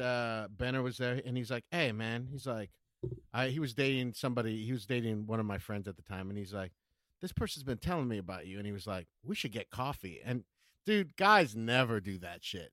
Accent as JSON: {"language": "English", "country": "United States", "also_born_or_lived": "Mexico (ancestry)"}